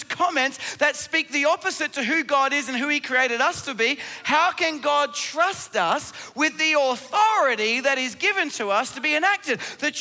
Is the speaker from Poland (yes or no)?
no; Australia